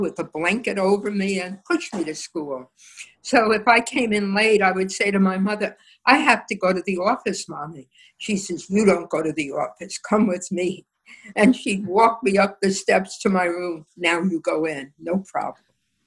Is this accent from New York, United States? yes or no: yes; New York City, New York, United States; I loved growing up in the Bronx